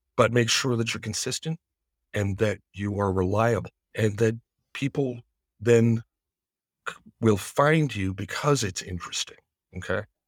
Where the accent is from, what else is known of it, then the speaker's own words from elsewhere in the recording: Greene County, New York, United States; my hometown